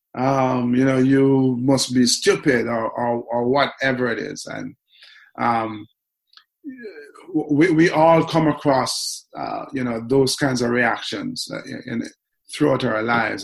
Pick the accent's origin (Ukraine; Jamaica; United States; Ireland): Jamaica; Kingston; grew up, was born and raised in Kingston